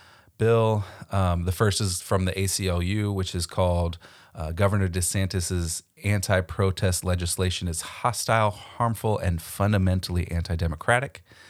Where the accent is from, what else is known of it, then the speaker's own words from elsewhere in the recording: Florida, United States; my home state of Florida.